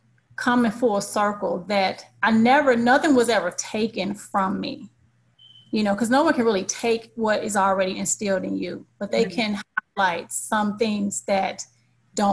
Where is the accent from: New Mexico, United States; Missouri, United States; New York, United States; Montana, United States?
Missouri, United States; St. Louis; I have two younger brothers, and I hail from St. Louis, Missouri.